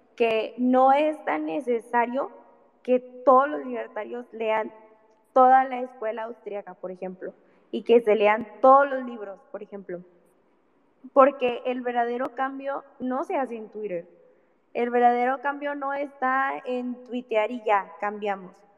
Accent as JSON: {"language": "Spanish", "country": "Mexico", "said": "somos mexicanos, vivimos en este país"}